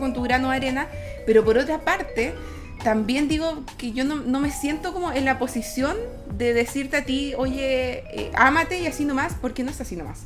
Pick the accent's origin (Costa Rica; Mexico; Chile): Chile; Calama, Antofagasta; moved away; yo me crié en Calama